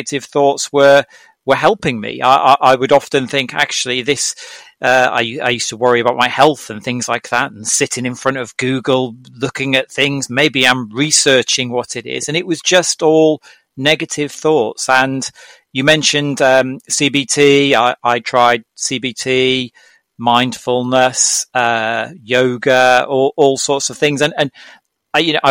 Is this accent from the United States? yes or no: no; Norwich, East of England, United Kingdom; my hometown city, which is Norwich in the UK